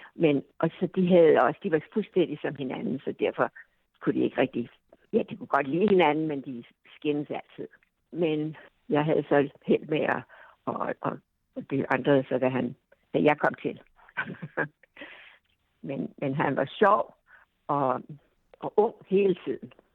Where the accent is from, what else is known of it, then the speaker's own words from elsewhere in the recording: Denmark; moved away as an adult; now in United States; hjemme i Danmark